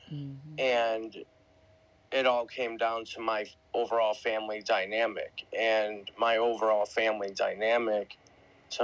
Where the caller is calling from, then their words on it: Buffalo, New York, United States; I'm coming live from Buffalo, New York, and I appreciate you bringing me up.